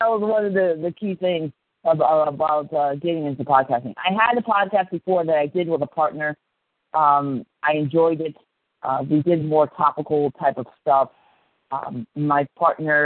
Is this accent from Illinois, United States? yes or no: no; Akron, Ohio, United States; I grew up in the Midwest in the amazing metropolis of Akron, Ohio